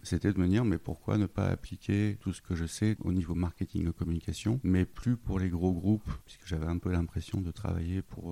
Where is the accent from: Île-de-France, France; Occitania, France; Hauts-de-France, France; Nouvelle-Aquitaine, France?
Hauts-de-France, France; Lille; moved away; je suis originaire de Lille